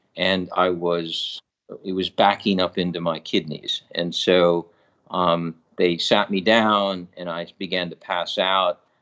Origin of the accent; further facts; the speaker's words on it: New York, United States; also born or lived in California; now in Sacramento, United States; I grew up on the East Coast in, in New York